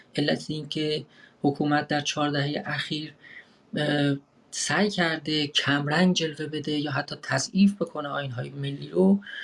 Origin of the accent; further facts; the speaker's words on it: Iran; moved away as an adult; من کمی بیش از یک ساله که از ایران آمدم بیرون و در واقع فرار کردم